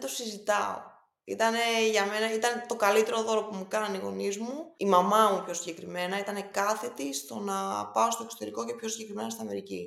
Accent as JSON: {"language": "Greek", "country": "Greece", "also_born_or_lived": "Boston / New York / London", "said": "σαν Ελληνίδα που είχα την τύχη να μπορέσω να ζήσω τόσο πολύ στο εξωτερικό"}